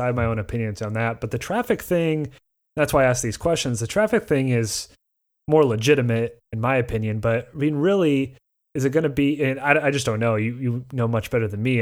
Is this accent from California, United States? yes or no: no; near Indianapolis, United States; my hometown is four times the size of that, and it's not a, you know, there would be no tourists to ever stay there other than for concerts or close to downtown Indianapolis